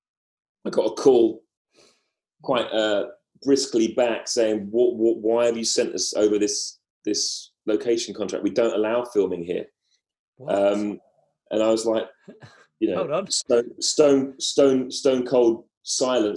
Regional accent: London, United Kingdom; accent: Cockney; I don't know if my accent's Cockney, but it's certainly not Scottish

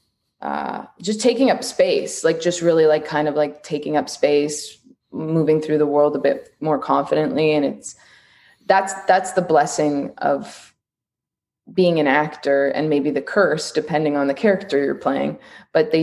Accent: Canada; I'm Canadian and I work on a lot of American things.

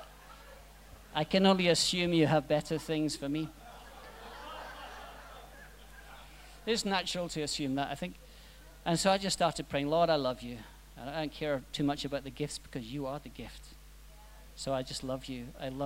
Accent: Scotland, United Kingdom; I'm Scottish. You've probably worked that out.

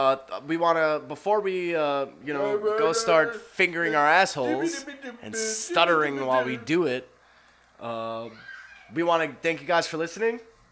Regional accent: New York City, New York, United States; As a Knicks fan and as somebody that lives in Brooklyn, that's from Brooklyn, born and raised in Brooklyn

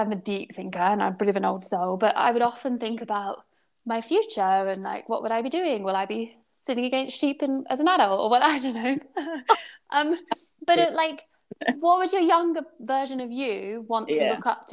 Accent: United Kingdom; being British

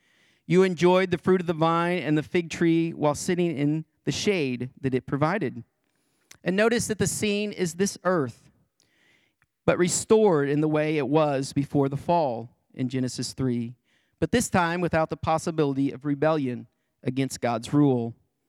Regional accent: Greenfield, Illinois, United States; Back in my hometown of Greenfield, Illinois, there is a Vietnam War veteran.

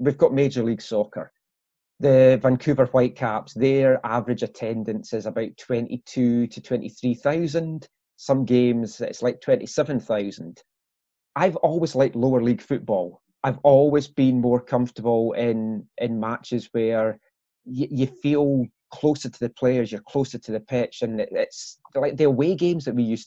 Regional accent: Glenrothes, Scotland, United Kingdom; I grew up in Glenrothes

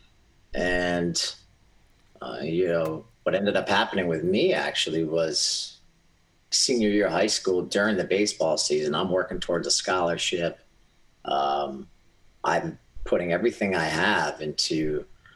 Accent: Southeastern Connecticut, United States; I was born here in Southeastern Connecticut, and I was born into, first generation American. So my parents came here from Greece

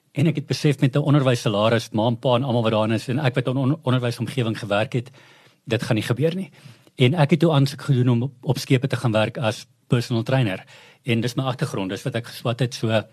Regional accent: Klerksdorp, North West, South Africa; also born or lived in Potchefstroom; ek is 'n ou Klerksdorper, so ek's 'n ou mielieboer

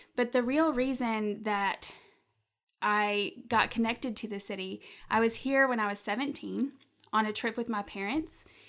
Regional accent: Lawrenceburg, Tennessee, United States; also born or lived in Memphis, Tennessee; now in Chattanooga, United States; i grew up um, for a while in memphis tennessee and then when i was nine we moved to a little town called lawrenceburg

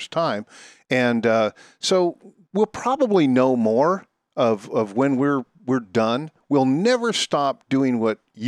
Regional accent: Kalispell, Montana, United States; moved away; also born or lived in Oregon; I'm originally from West Glacier. So I'm from Kalispell, Montana.

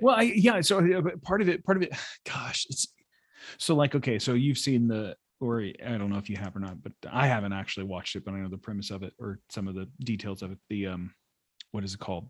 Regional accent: United States; a Christian growing up in America

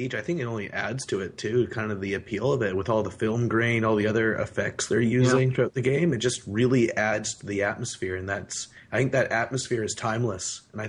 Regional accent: Canada

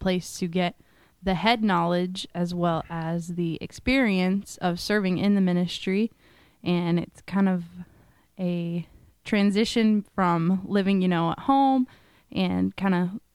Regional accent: Moore, Oklahoma, United States; I grew up right here in Moore

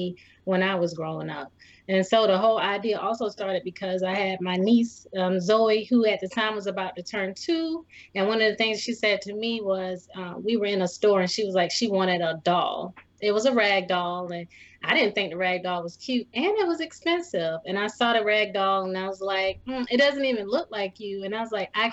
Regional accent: Clarendon County, South Carolina, United States; I'm from Clarendon County, so we used to have like the Striped Bass Festival

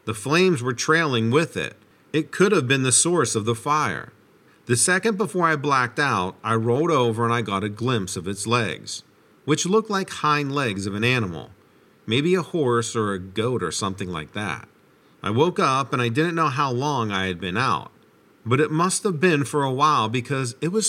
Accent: Idaho, United States; I'm actually from Idaho, but they flew me and some of my friends down there to help out because the blaze was so out of control.

